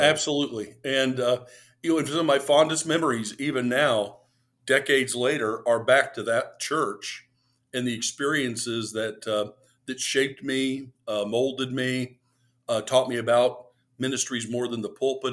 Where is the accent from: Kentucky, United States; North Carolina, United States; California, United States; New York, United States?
Kentucky, United States; Lexington; I grew up in Lexington, Kentucky